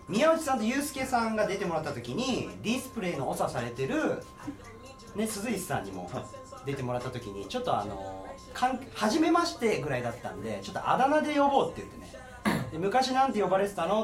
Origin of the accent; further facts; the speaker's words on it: Kagoshima, Japan; now in Tokyo, Japan; 僕鹿児島出身なんですよ。で、東京来た時